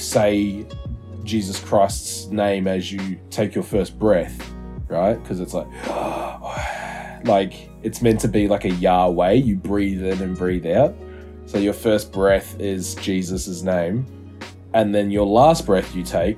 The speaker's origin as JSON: {"language": "English", "country": "New Zealand", "moved": "yes", "lives_now": "Australia", "said": "I'm from New Zealand. I live in Australia"}